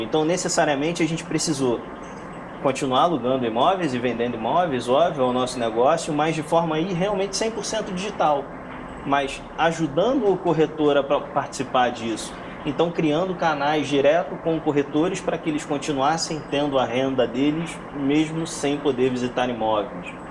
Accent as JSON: {"language": "Portuguese", "region": "Rio de Janeiro", "country": "Brazil", "moved": "yes", "lives_now": "São Paulo, Brazil", "said": "sou carioca. Hoje, com home office, eu tenho a possibilidade de voltar ao Rio e, e não mais morar em São Paulo."}